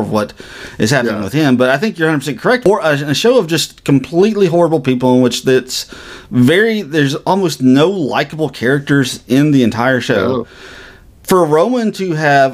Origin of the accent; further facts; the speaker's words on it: United States; as an American citizen